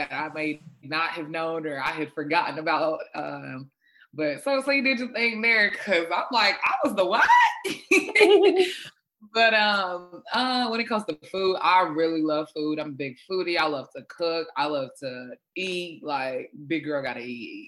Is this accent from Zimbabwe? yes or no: yes; Zimbabwe; first language Shona; English is a second language; moved away; I'm originally Zimbabwean. So I'm Zimbabwean by birth, born there and everything.